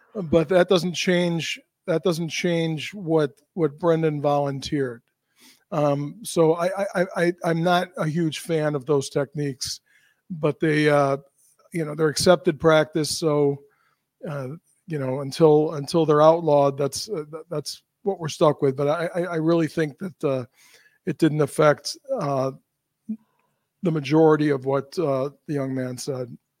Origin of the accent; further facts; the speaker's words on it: United States; as an American